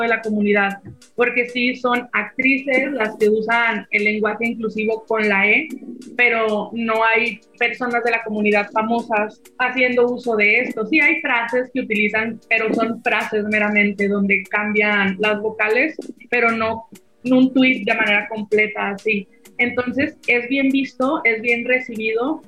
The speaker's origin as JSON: {"language": "Spanish", "country": "Mexico", "said": "acá en México"}